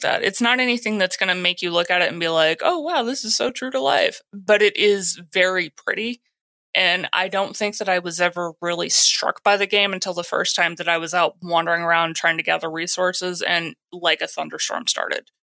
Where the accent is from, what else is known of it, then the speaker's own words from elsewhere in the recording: Texas, United States; I'm from Texas